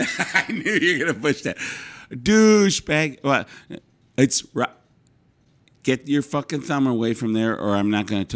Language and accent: English; Scotland, United Kingdom; See, now listen, I am a Scottish